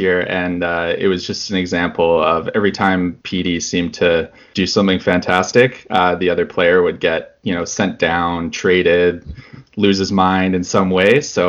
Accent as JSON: {"language": "English", "town": "Vancouver", "region": "British Columbia", "country": "Canada", "said": "I'm from Vancouver, BC."}